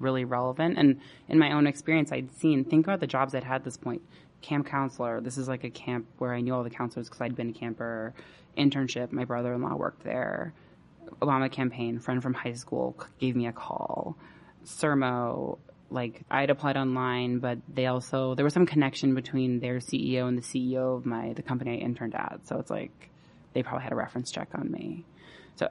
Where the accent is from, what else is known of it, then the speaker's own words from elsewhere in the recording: Bay Area, California, United States; moved away as an adult; I grew up in the Bay Area